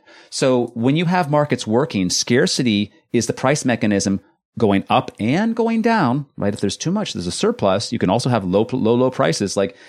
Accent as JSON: {"language": "English", "region": "California", "country": "United States", "tie": "born or raised there", "lives_now": "Netherlands", "said": "I was born and raised in California."}